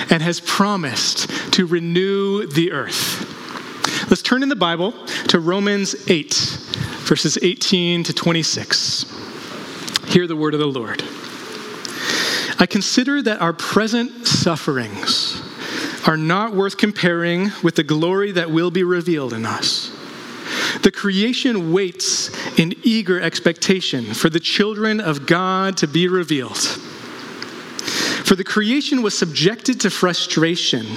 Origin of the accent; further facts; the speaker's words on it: Vancouver Island, British Columbia, Canada; my hometown on Vancouver Island